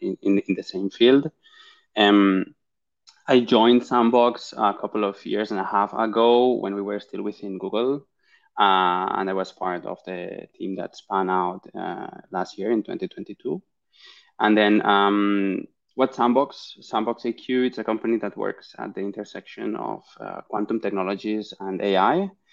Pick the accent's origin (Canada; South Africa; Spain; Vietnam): Spain; Barcelona, Catalonia; I'm originally from Barcelona in Spain